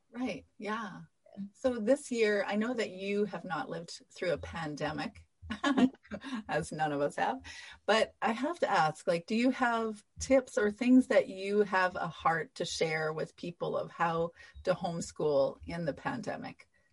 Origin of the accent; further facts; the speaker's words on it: Canada; I'm Canadian